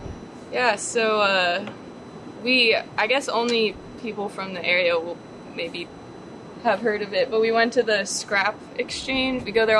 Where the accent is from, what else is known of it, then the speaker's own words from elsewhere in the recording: Marietta, Georgia, United States; moved away; No, I'm from Georgia, like the suburbs of Atlanta.